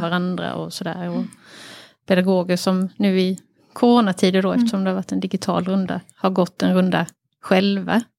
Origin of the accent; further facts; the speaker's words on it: Harplinge, Halland County, Sweden; på Harplinge bibliotek eh, där jag växte upp